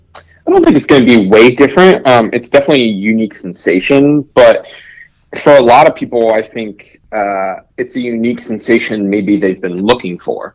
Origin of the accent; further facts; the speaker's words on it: Florida, United States; my home state in Florida